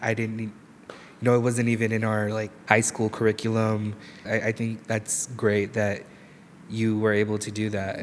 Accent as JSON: {"language": "English", "town": "Delano", "region": "California", "country": "United States", "tie": "born or raised there", "said": "I'm from Delano"}